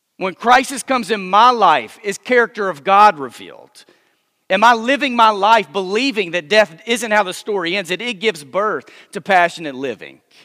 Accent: Texas, United States; moved away as an adult; now in Memphis, United States; I grew up first twenty-seven years of my life. I lived in Texas, but I've lived in Memphis now for a few years with my wife

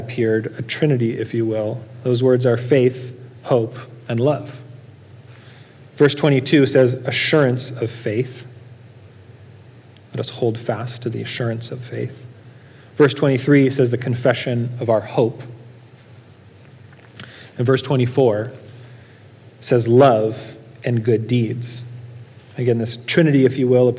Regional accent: Norco, California, United States; I grew up in Norco

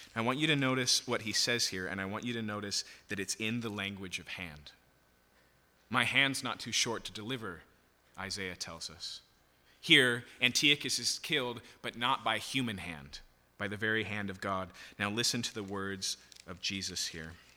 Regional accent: United States; as an American who is used to getting their way

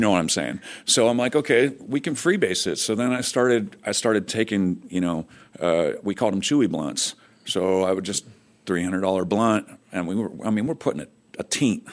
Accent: Fresno, California, United States; I grew up in Fresno, California

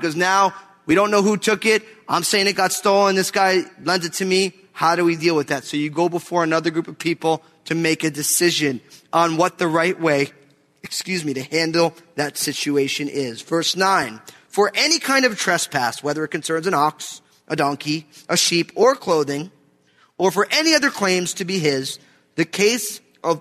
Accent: New Jersey, United States; moved away; I'm from New Jersey. We don't really do chainsaws where I'm from

